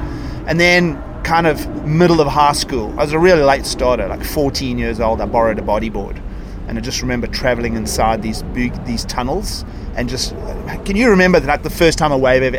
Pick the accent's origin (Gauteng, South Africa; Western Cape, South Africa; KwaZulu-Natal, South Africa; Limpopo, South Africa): KwaZulu-Natal, South Africa; Durban; So I was born in Durban. Okay. Everybody will know Durban. East Coast, subtropical climate.